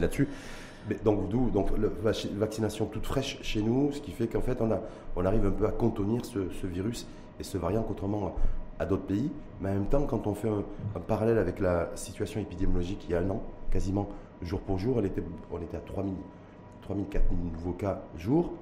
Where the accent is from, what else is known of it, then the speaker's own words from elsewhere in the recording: Morocco; nous chez nous au Maroc